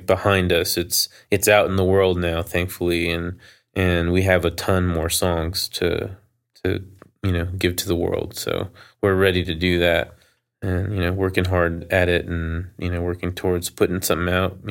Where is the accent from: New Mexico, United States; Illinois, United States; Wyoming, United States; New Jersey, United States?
New Mexico, United States; Albuquerque; I grew up in Albuquerque.